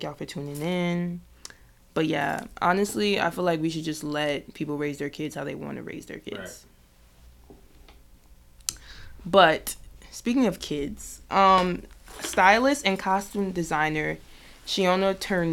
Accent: New Jersey, United States; I'm from Jersey.

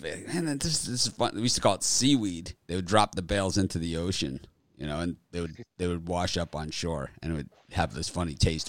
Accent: Miami, Florida, United States; I grew up in Miami in the 1970s.

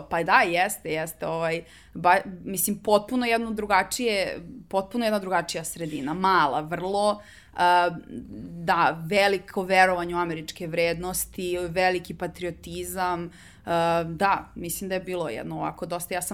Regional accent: Belgrade, Serbia; also born or lived in Iowa / Birmingham / Belgium; uh, ja sam iz Beograda

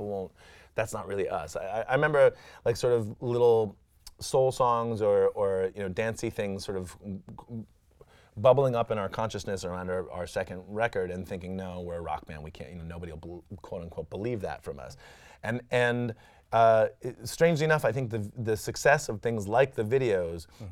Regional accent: Washington, District of Columbia, United States; I grew up in Washington, D.C. and was very much an acolyte of Discord and …

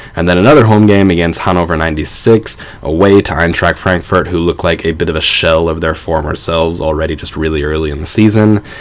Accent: United States; I am American

